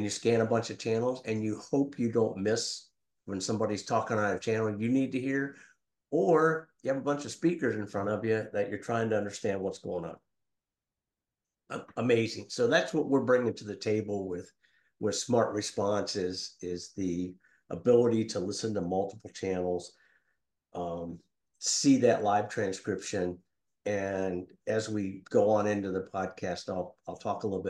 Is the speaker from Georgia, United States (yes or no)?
no; Xenia, Ohio, United States; moved away as an adult; I'm originally from Ohio, born and raised in Xenia